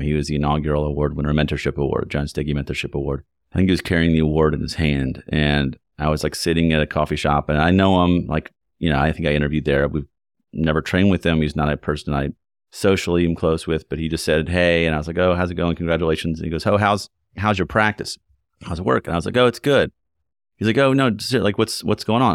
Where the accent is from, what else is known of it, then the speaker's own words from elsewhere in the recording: Lexington, Kentucky, United States; moved away as an adult; also born or lived in Ann Arbor / New York City / Chicago; Having grown up in Kentucky, I grew up in Lexington